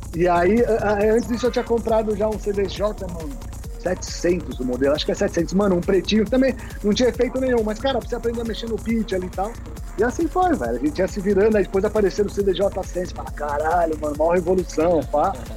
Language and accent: Portuguese; São Paulo, Brazil; eu sou de São Paulo, moro em São Paulo, capital.